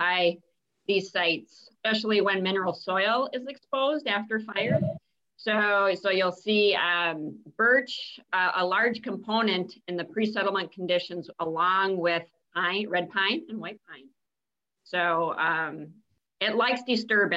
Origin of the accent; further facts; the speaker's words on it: Upper Peninsula of Michigan, United States; moved away; I grew up in Upper Peninsula of Michigan